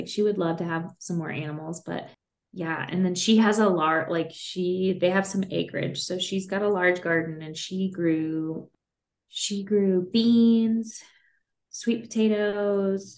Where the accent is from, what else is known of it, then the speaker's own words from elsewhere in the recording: Kentucky, United States; now in Colorado, United States; I grew up in Kentucky, so it's more of a horse farm.